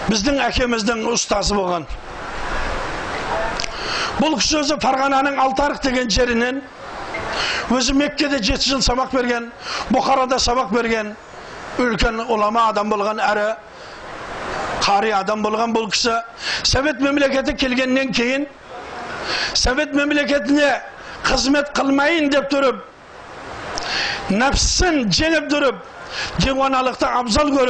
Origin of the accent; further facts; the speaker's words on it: Saryagash, Turkistan Region, Kazakhstan; шымкенттемін шымкентте сарыағаш деген жердемін